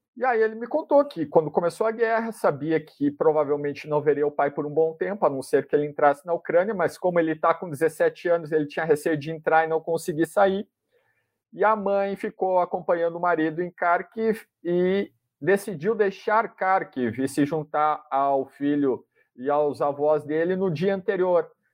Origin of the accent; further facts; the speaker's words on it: Brazil; sou jornalista, sou brasileiro, não falo nada de ucraniano